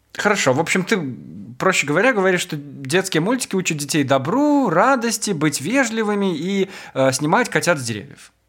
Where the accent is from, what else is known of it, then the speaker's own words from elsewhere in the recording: Maladzyechna, Minsk Region, Belarus; now in Minsk, Belarus; в моем родном городе, в Молодечно